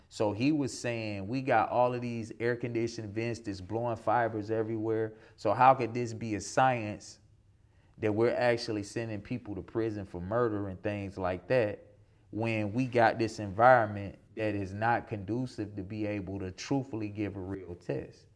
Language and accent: English; South Georgia, United States; growing up in South Georgia